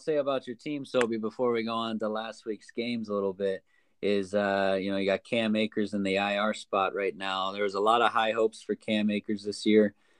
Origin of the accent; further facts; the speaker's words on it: Ohio, United States; We're from Ohio.